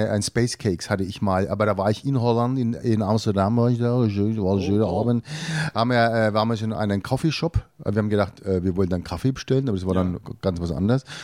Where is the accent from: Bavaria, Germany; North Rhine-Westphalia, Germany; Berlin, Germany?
Bavaria, Germany; dann hier in Bayern, dann hier bei uns in Bayern.